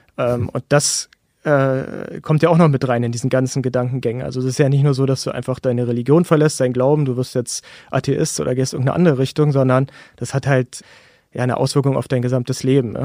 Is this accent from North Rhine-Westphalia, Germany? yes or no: no; Berlin, Germany; ich bin 1985 in Berlin-Friedrichshain geboren worden und habe zusammen mit meiner Familie gelebt.